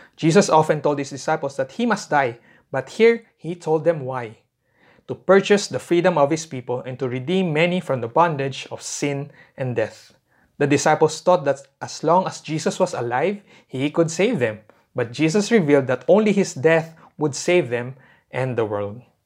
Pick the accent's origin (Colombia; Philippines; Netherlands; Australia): Philippines; as a Filipino people